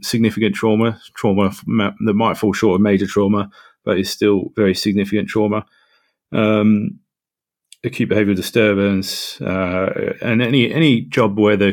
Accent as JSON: {"language": "English", "country": "Australia", "also_born_or_lived": "London", "moved": "as an adult", "lives_now": "North East England, United Kingdom", "said": "I am from Australia"}